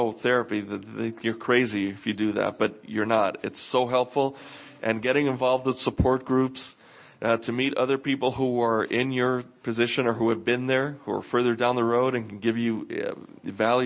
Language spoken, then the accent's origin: English; New York, United States; growing up in New York